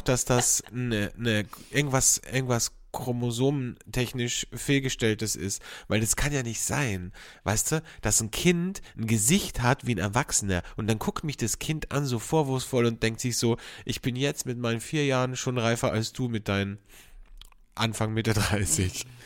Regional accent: Carinthia, Austria; moved away as an adult; also born or lived in Vienna, Austria; als ich von, von äh, Kärnten, von meinem Bundesland, wo ich aufgewachsen bin, nach Wien gezogen bin, okay, da war ich 18, 19

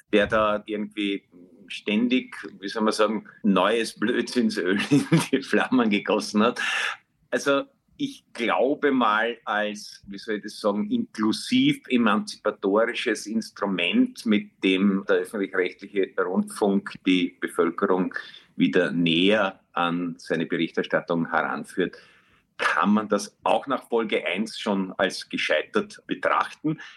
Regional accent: Vienna, Austria; ich bin in der Brigitte noch aufgewachsen

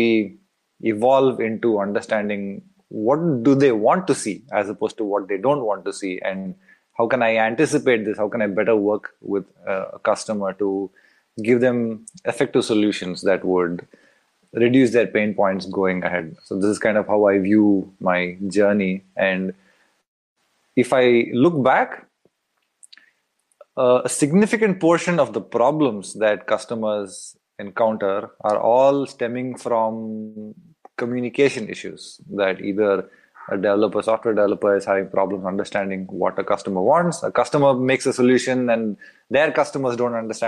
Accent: India; moved away as an adult; also born or lived in United States; now in Berlin, Germany; I am from India originally. I've bounced around the world

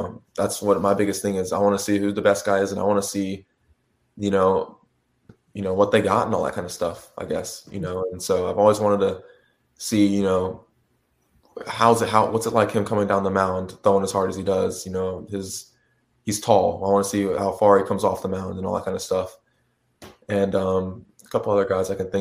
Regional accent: Houston, Texas, United States; growing up in Houston most of my life

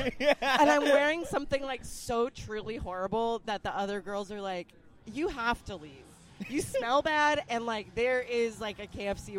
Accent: Albuquerque, New Mexico, United States; also born or lived in Chicago; now in Los Angeles, United States; Italian-American. I'm non-binary. I use they, them pronouns. I'm originally from Albuquerque, New Mexico. Uh-huh. Moved to Chicago. Then I moved to L.A., which is where I live.

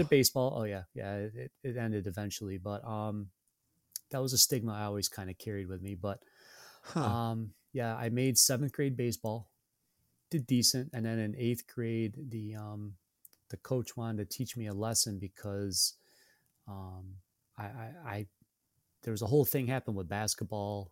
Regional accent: Syracuse, New York, United States; born and raised in Syracuse

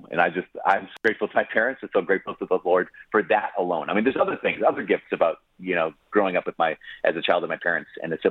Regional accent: Brainerd, Minnesota, United States; Yeah, it was it was great. It was it was a gift. It was huge. Uh, so if you know anything about Minnesota, which not everyone does, uh, but the Brainerd Lakes area is, is the lakes area.

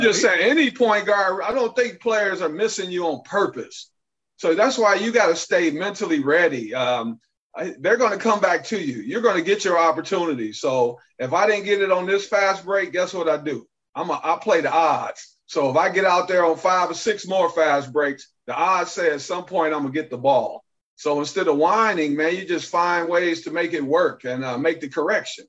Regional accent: Detroit, Michigan, United States; I'm from Detroit

